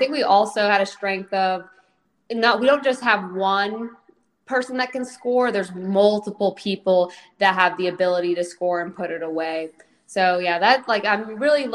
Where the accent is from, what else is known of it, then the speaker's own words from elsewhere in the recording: Snoqualmie, Washington, United States; moved away as an adult; now in Columbus, United States; I grew up in Snoqualmie, Washington